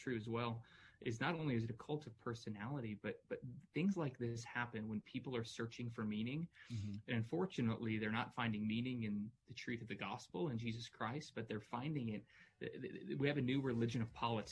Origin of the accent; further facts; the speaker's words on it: United States; also born or lived in Louisville, Kentucky; I'm an American. I'm a patriot